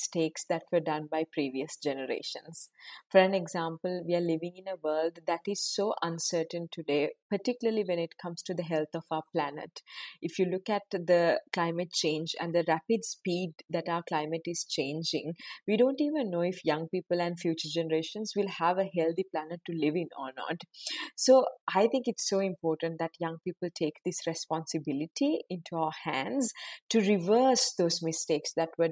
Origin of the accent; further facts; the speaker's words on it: Sri Lanka; moved away as an adult; I'm originally from Sri Lanka, but I now work at the United Nations